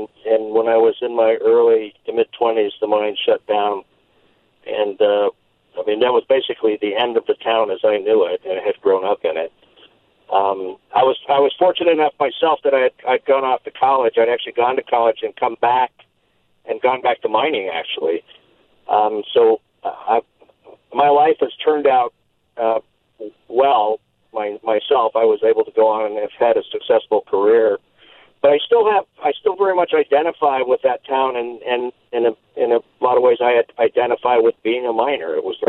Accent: Leadville, Colorado, United States; moved away as an adult; now in Fredericksburg, United States; I grew up in Leadville, Colorado, which was a mining town in the central mountains in Colorado. And when I grew up, it was very much a mining town.

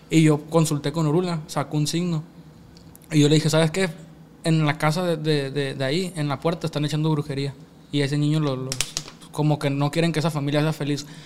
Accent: United States; born there; pues yo tengo la gracia, gracias a Dios nací allá en Estados Unidos, pues voy y voy, hago la obra allá, ¿me entiendes?

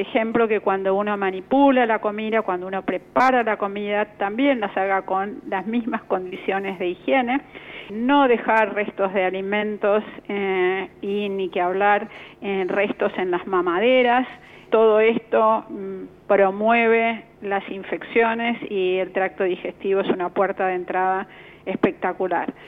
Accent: Argentina; como población argentina

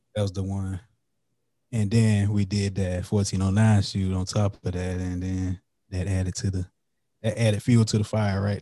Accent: Florence, South Carolina, United States; moved away as an adult; now in New Braunfels, United States; I'm from Florence, South Carolina, which is like twenty, thirty minutes away from Lake City. But I, I moved to the San Antonio, Texas area

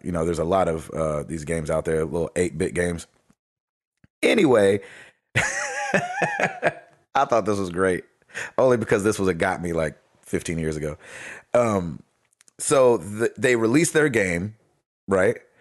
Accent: United States; I'm American

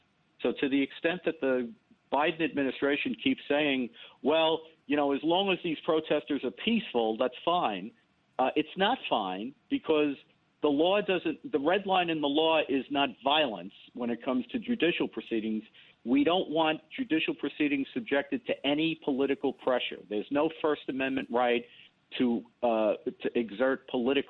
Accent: New York City, New York, United States; I grew up in the South Bronx, in the Bronx, and went to school in the South Bronx in the 60s and 70s.

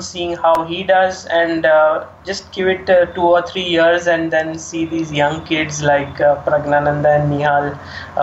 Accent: India; as an Indian fan

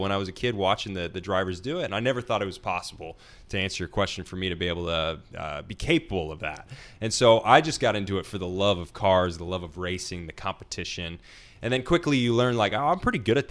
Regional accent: Nashville, Tennessee, United States; I grew up, I'm from Nashville, Tennessee

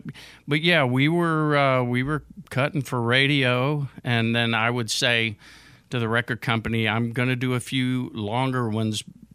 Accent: Houston, Texas, United States; now in Nashville, United States; Yeah, I'm from Houston.

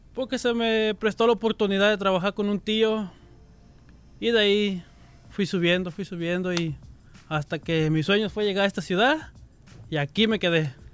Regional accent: Puerto Vallarta, Jalisco, Mexico; moved away; De Jalisco, de Puerto Vallarta.

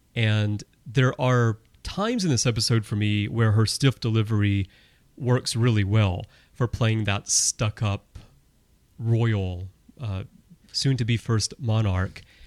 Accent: Alabama, United States; moved away; I'm originally from Alabama

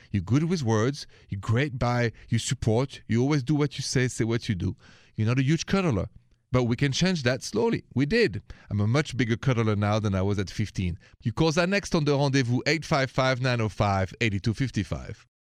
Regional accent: France; accent: French; my accent is French

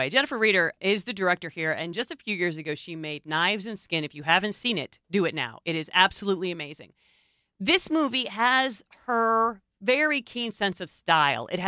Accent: Mauritania; from Mauritania. I was detained in Guantanamo Bay, kidnapped from my country and detained.

